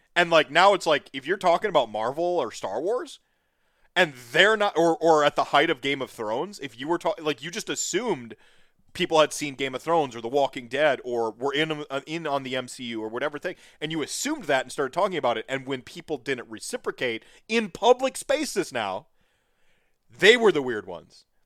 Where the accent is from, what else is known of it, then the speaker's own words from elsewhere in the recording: North Carolina, United States; also born or lived in Minnesota / Winona, Minnesota; now in Wisconsin, United States; I was born in Minnesota, raised in North Carolina, and I reside in Wisconsin